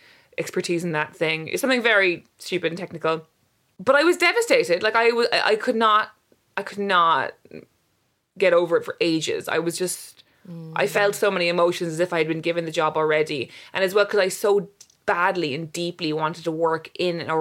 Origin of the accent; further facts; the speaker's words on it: Cork, Munster, Ireland; moved away as an adult; also born or lived in London; I grew up in Cork and then I went to university in Cork